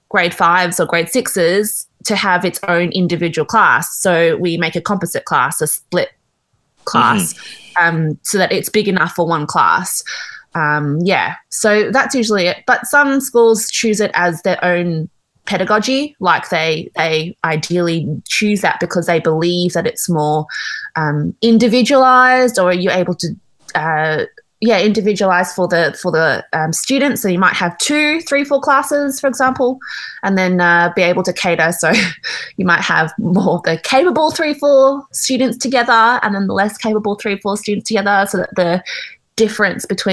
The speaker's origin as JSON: {"language": "English", "country": "Australia", "tie": "born or raised there", "said": "I grew up in Australia, so I also grew up in the Australian education system as well."}